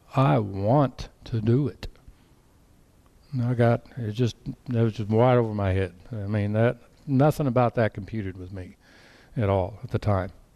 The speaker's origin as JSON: {"language": "English", "region": "Colorado", "country": "United States", "tie": "born or raised there", "said": "I grew up in Colorado"}